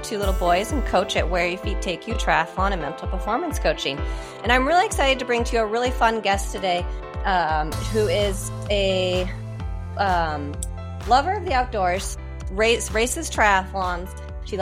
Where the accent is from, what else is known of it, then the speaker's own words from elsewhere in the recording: Hood River, Oregon, United States; I grew up in Hood River, Oregon